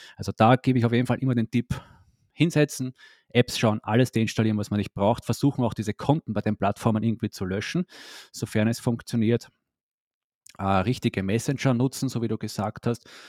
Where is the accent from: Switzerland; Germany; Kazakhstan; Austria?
Austria; moved away; ursprünglich komme ich aus Österreich, lebe aber schon länger nicht mehr in Österreich